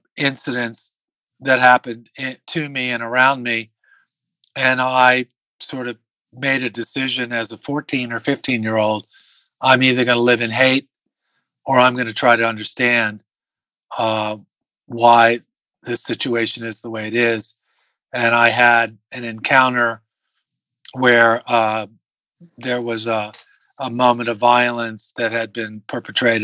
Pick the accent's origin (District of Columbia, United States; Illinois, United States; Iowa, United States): District of Columbia, United States; Washington; also born or lived in Silver Spring, Maryland; I grew up in Washington, D.C.